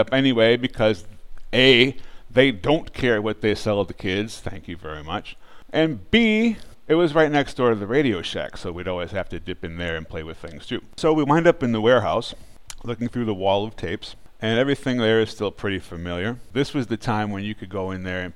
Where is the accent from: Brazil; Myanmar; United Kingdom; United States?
United States; Bay Area, California; we grew up in the Bay Area